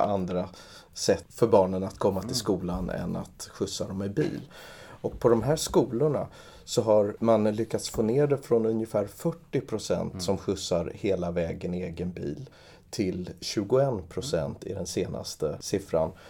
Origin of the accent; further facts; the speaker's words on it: Trångsund, Stockholm County, Sweden; jag växte upp i Trångsund